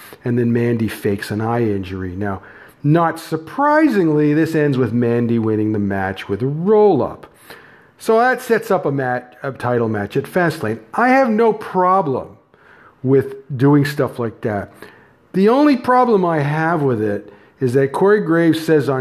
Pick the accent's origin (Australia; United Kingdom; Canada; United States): Canada; I'm Canadian